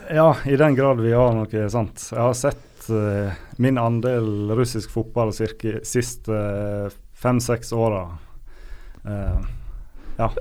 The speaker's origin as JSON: {"language": "Norwegian", "town": "Sandane", "region": "Vestland", "country": "Norway", "said": "jeg er fra Sandane i Sogn og Fjordane."}